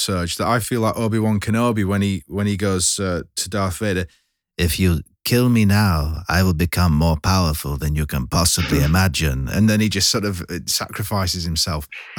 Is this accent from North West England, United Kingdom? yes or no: yes; Lancashire, North West England, United Kingdom; I'm from Lancashire, just like Fred